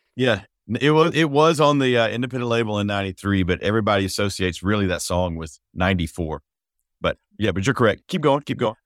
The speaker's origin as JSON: {"language": "English", "town": "McDonough", "region": "Georgia", "country": "United States", "tie": "born or raised there", "said": "where we grew up in McDonough, Georgia."}